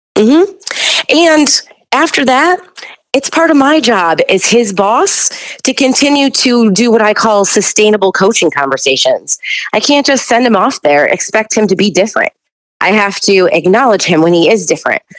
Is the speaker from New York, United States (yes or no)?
yes; Buffalo, New York, United States; I'm from Buffalo, New York